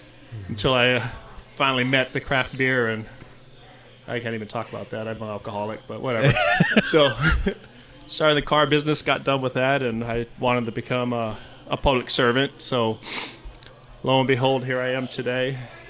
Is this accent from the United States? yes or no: yes; Blythe, California, United States; moved away; as a young kid growing up in Blythe.